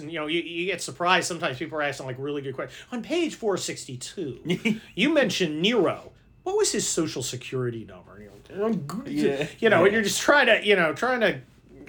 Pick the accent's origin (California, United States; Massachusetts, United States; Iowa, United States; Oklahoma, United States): California, United States; San Mateo; also born or lived in Los Angeles / Germany; I grew up in San Mateo, which is right next to San Francisco